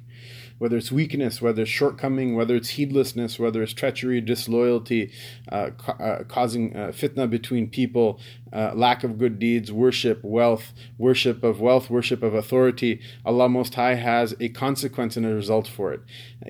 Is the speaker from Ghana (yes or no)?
no; Pakistan; Because we're Pakistani, right? All Pakistanis go to Jannah, right?